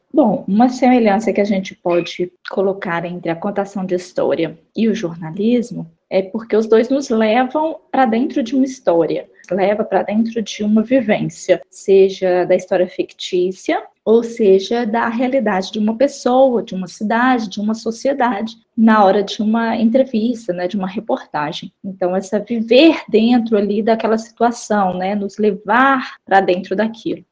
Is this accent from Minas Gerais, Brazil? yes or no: yes; Belo Horizonte, Minas Gerais, Brazil; Eu fui criada em Belo Horizonte, mas eu passei todas as férias né, no interior, na casa dos meus avós, no interior de Minas, em Raul Soares.